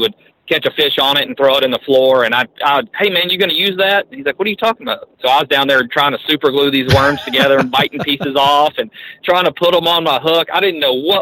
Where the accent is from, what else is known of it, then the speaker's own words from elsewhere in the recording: United States; I grew up on the Arkansas River